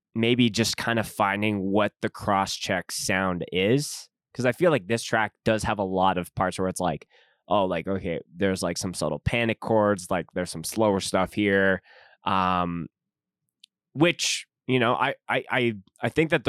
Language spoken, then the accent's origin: English; Calgary, Alberta, Canada; my hometown of Calgary.